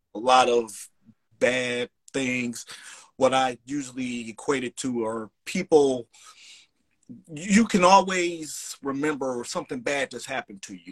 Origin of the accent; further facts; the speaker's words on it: Cleveland, Ohio, United States; now in Chicago, United States; I'm originally from Cleveland, Ohio, but I live now in Chicago.